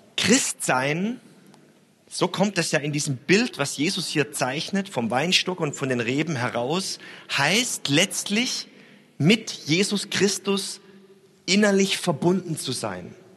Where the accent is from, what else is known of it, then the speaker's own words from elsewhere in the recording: Stuttgart, Baden-Württemberg, Germany; now in Hamburg, Germany; Ich bin ja in äh, Stuttgart aufgewachsen